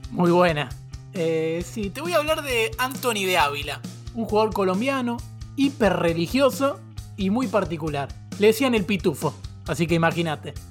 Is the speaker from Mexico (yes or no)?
no; San Luis, Argentina; Eh, tengo 20 años y soy de San Luis, capital.